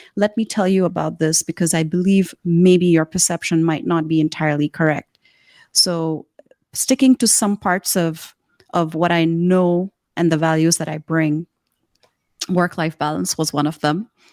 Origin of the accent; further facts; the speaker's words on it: Karachi, Sindh, Pakistan; now in Shenzhen, China; in Karachi, which is the city I grew up in in Pakistan